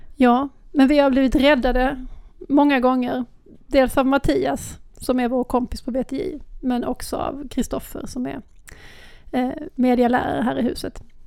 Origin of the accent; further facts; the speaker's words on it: Lund, Skåne, Sweden; accent: Lund Scanian; Jag har lundaskånskan